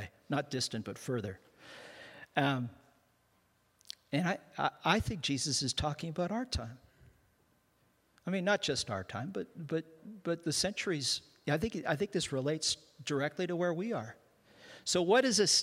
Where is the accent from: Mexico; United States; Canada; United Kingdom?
Canada; I'm a Canadian